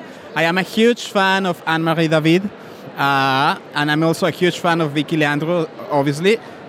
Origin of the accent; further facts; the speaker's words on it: Mexico; now in France; I am from Mexico.